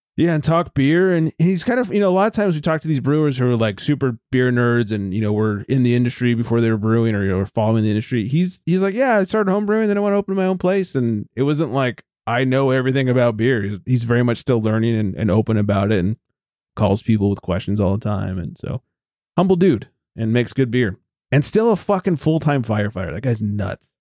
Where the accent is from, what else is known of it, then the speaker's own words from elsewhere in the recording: Southern California, United States; Growing up in Southern California